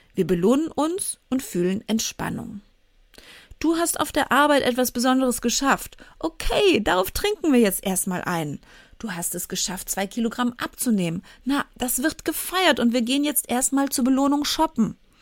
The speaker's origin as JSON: {"language": "German", "town": "Cologne", "region": "North Rhine-Westphalia", "country": "Germany", "tie": "born or raised there", "said": "ich bei uns im Vorort in Köln im Sportverein in eine Kindertanzgruppe gehen sollte"}